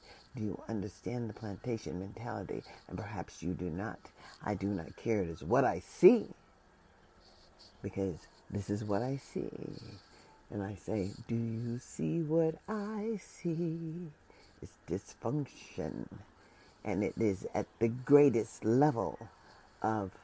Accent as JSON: {"language": "English", "country": "United States", "said": "As an American citizen"}